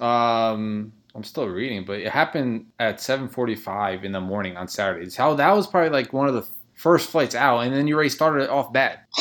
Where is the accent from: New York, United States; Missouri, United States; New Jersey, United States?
New Jersey, United States; Newark; I was born in Newark